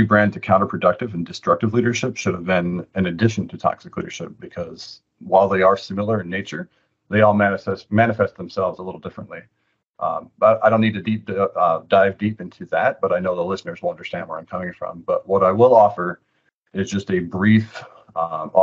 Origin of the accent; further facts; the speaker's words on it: Antigo, Wisconsin, United States; moved away as an adult; also born or lived in Austin, Texas; now in Washington, D.C., United States; I'm from Antigo, Wisconsin, way up north, about 90 minutes away from the Packer Stadium.